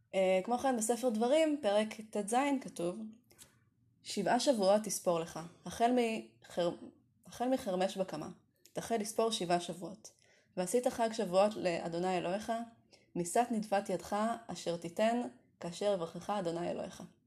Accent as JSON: {"language": "Hebrew", "town": "Kiryat Tiv'on", "region": "Northern District", "country": "Israel", "tie": "born or raised there", "said": "ימי ילדותי בטבעון הרחוקה"}